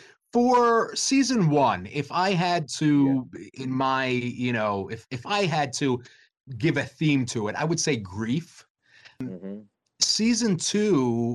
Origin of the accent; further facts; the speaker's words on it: Delaware, United States; I'm actually in Delaware. I'm from Delaware